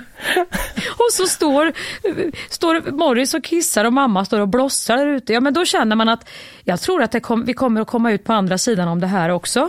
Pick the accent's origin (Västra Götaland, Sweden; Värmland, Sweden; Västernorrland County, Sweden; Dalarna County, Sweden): Värmland, Sweden; moved away; jag är en riktig jävla Värmlandsjänta från början